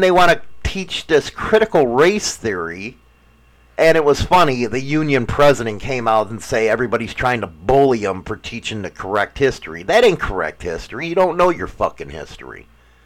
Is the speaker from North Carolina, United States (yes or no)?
no; Chicago, Illinois, United States; moved away; I'm from Chicago